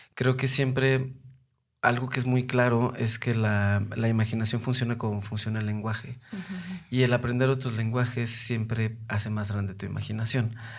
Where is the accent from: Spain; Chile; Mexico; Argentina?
Mexico; Mexico City; yo soy de Coyoacán, yo soy nacido y crecido allá